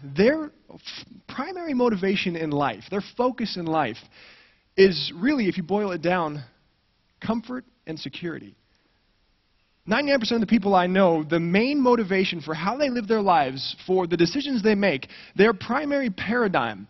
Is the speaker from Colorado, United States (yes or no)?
yes; Colorado, United States; moved away as an adult; also born or lived in Santa Barbara, California; I grew up in Colorado, right in the shadow of the Rocky Mountains